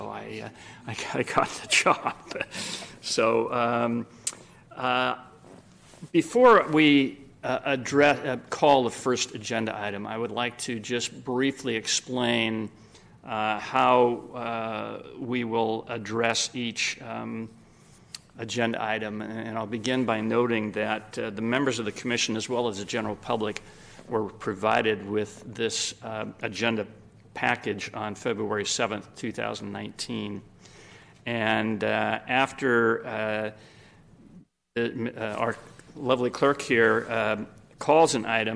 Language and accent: English; Sacramento, California, United States; also born or lived in Los Angeles; I was born and raised in Sacramento and have spent 66 of my 72 years here